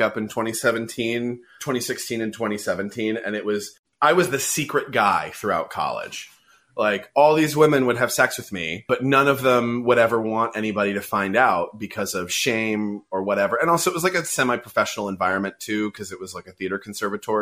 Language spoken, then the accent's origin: English; San Francisco, California, United States; I grew up in San Francisco.